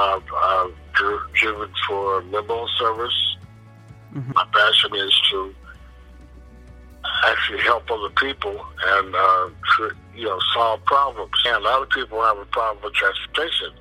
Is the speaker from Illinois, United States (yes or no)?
no; Somerset, New Jersey, United States; also born or lived in Rome, New York / Alabama / Memphis; The most of my life was in New Jersey, Somerset, New Jersey.